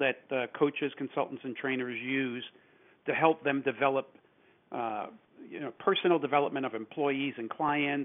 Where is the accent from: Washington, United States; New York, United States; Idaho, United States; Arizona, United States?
New York, United States; New York City; moved away; also born or lived in California; I was born and raised in New York City